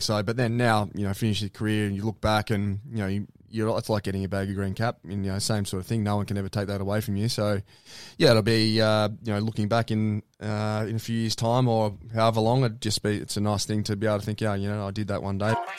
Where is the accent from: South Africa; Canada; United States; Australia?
Australia; Bairnsdale, Victoria; moved away; also born or lived in Melbourne; I was from Bensdale and only sort of, you know, nineteen or twenty